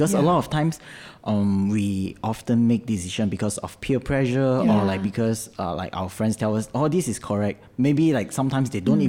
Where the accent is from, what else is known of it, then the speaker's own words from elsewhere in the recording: Malaysia; we as Malaysian